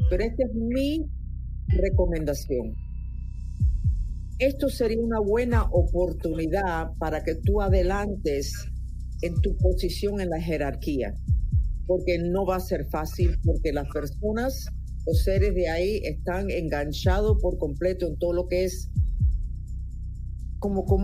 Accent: Caracas, Capital District, Venezuela; also born or lived in Caripe del Guácharo; ¿Naciste en Caracas? Yo nací en Caracas.

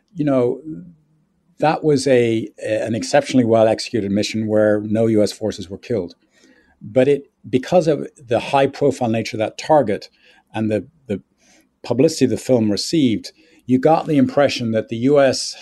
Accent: Ireland; moved away as an adult; now in United States; I grew up in Ireland. Um, I went to school and college there

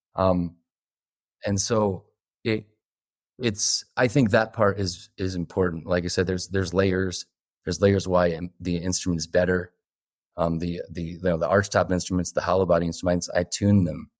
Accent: Northeast, United States; I'm from the Northeast

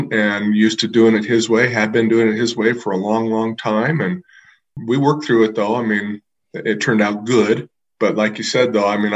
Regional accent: Idaho, United States; moved away as an adult; also born or lived in Montana; my heart was always in Idaho because I grew up in Idaho.

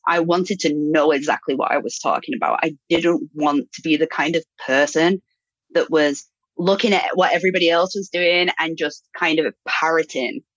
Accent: United Kingdom; moved away; also born or lived in Brazil; I'm I'm British.

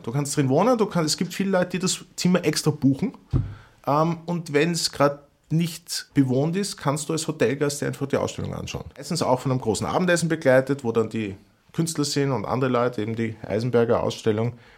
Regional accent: Vienna, Austria; als Wiener

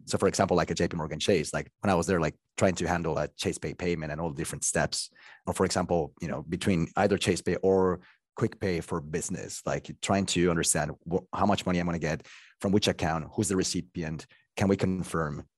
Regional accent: Bogotá, Colombia; English is a second language; moved away; also born or lived in France / Italy / United States; I'm from Colombia and I'm from Bogota.

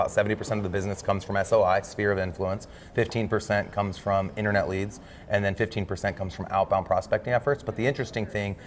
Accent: Omaha, Nebraska, United States; Born and raised in Omaha

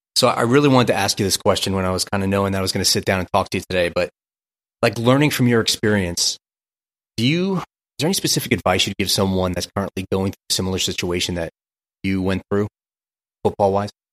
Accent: New York, United States; also born or lived in New Jersey; I grew up in Brooklyn, New York

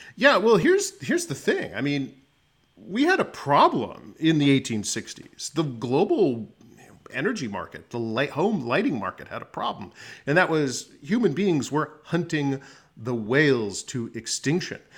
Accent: Phoenix, Arizona, United States; moved away as an adult; now in Washington, D.C., United States; I was born in Arizona, Phoenix, Arizona. I graduated from Arizona State University

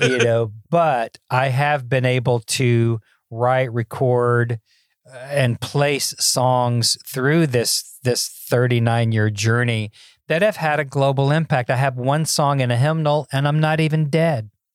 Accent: Memphis, Tennessee, United States; I grew up in Memphis, Tennessee

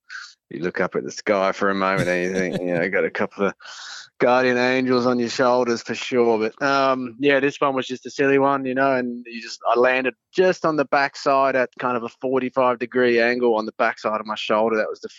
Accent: Adelaide, South Australia, Australia; And Adelaide was the second round, which is my hometown.

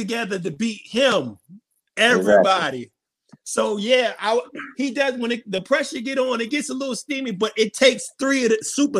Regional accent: New Jersey, United States; I'm from Jersey

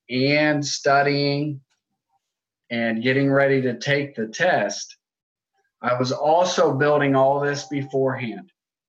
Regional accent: Ohio, United States; moved away as an adult; So I moved from Ohio down here about 7 years ago.

